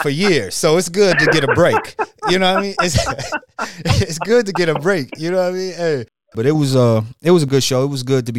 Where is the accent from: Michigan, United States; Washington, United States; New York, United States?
Michigan, United States; Detroit; now in Atlanta, United States; I'm from Detroit